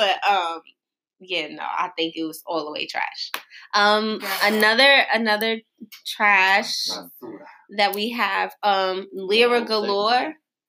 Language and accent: English; New York City, New York, United States; I'm from the Bronx.